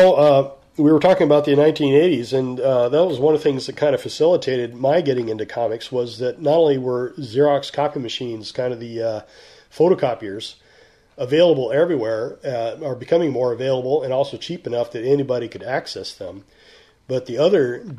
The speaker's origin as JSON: {"language": "English", "town": "Vancouver", "region": "Washington", "country": "United States", "said": "But if I tell people I'm from Vancouver, they assume I'm Canadian."}